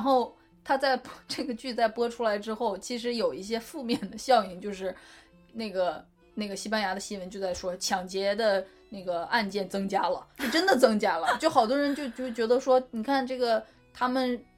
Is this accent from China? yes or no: yes; China; 可能确实跟我们中国人，呃，一直以来的这种，比如说内敛自持是不 不一样的